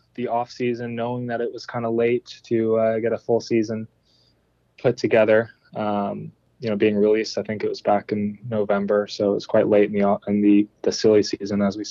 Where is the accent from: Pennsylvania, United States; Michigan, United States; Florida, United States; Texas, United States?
Florida, United States; Jupiter; I definitely have pride in coming from Florida and growing up in Florida. Jupiter is where I've grown up